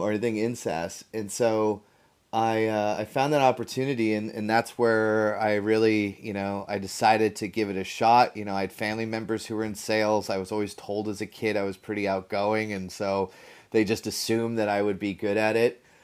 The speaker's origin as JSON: {"language": "English", "town": "Mountain View", "region": "California", "country": "United States", "tie": "born or raised there", "said": "I'm from Mountain View, California"}